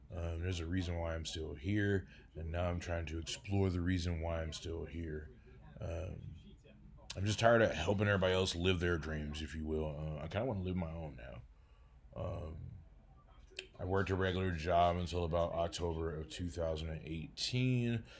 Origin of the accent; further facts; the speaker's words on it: Detroit, Michigan, United States; now in Denver, United States; I do live in Denver, Colorado, but I originally, uh, came from Detroit, Michigan. I was born in Detroit, Michigan in nineteen eighty-three